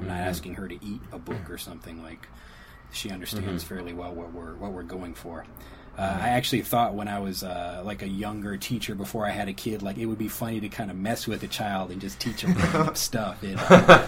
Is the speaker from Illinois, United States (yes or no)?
yes; Chicago, Illinois, United States; moved away as an adult; also born or lived in Kyoto, Japan; now in Nagasaki, Japan; I'm from Chicago. And I moved out to Japan in 2003